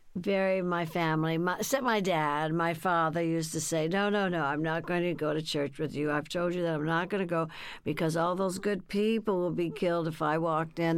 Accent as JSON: {"language": "English", "town": "Burbank", "region": "California", "country": "United States", "tie": "born or raised there", "also_born_or_lived": "Texas", "said": "in Burbank, California, where I was raised. See, we came from Texas"}